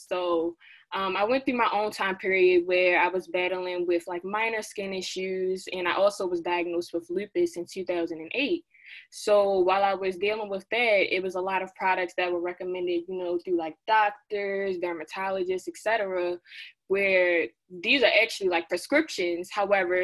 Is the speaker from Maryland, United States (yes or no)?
yes; Baltimore, Maryland, United States; I hail all the way from Baltimore, Maryland